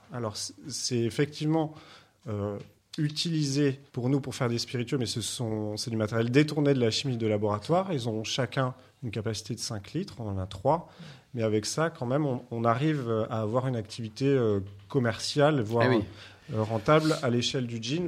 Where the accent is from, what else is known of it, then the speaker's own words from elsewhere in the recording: Martinique, France; moved away; also born or lived in Lot-et-Garonne / Condom, Gers; j'ai grandi en Martinique